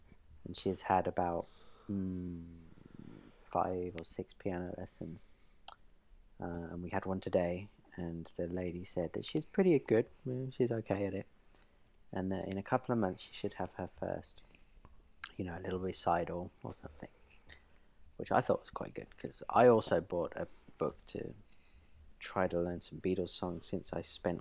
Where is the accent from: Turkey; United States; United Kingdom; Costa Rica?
United Kingdom; England; moved away; I am from England